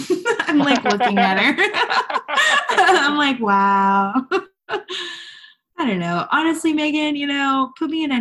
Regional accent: Houston, Texas, United States; I am from Houston, H-Town hotties, as they say

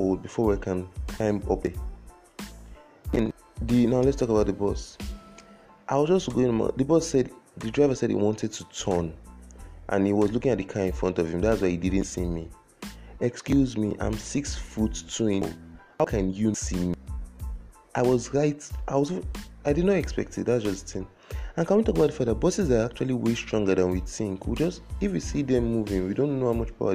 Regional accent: Lagos, Nigeria; I was born in Lagos, brought up in Lagos, I have never left Lagos in my life.

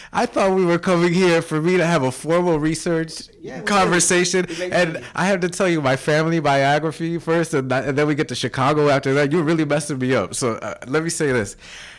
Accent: Canada; Yeah, so I'm a Canadian Puerto Rican, and I am a dual citizen of Canada and the U.S., so that's not something everybody knows.

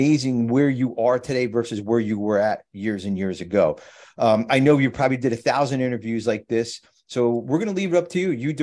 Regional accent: New Jersey, United States; I'm from Jersey

